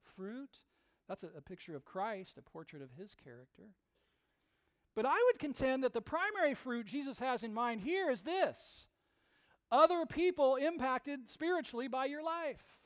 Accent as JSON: {"language": "English", "area": "West Coast, near Napa Valley", "region": "California", "country": "United States", "tie": "born or raised there", "said": "I grew up on the West Coast, not that far from Napa Valley"}